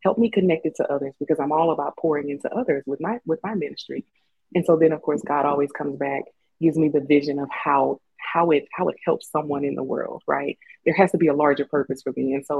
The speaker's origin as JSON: {"language": "English", "region": "Louisiana", "country": "United States", "lives_now": "Colorado, United States", "said": "And even when I moved to Colorado from Louisiana, I had homesickness"}